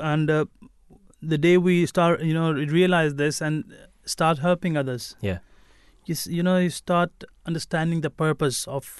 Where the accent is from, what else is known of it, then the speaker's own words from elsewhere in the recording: Pakistan; moved away; we are from Pakistan originally